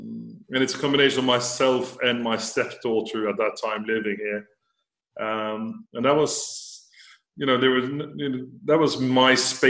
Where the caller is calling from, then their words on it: Florence, Tuscany, Italy; Florence in Italy.